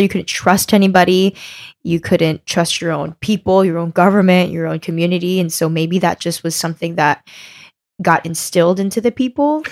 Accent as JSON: {"language": "English", "country": "United States", "tie": "born or raised there", "said": "I was born here in America"}